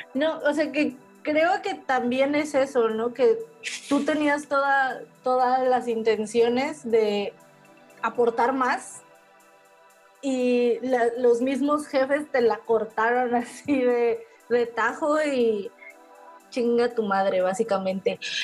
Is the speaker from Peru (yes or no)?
no; Veracruz, Mexico; aquí en Veracruz, porque creo que nunca lo hemos mencionado, somos del puerto de Veracruz